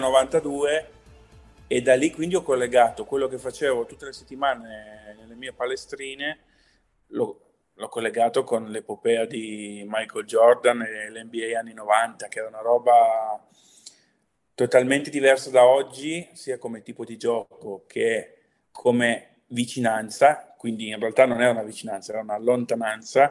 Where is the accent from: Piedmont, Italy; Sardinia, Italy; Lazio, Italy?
Piedmont, Italy; Pinerolo; now in Brescia, Italy; a Pinerolo, nella, nella provincia di Torino. Sono piemontese.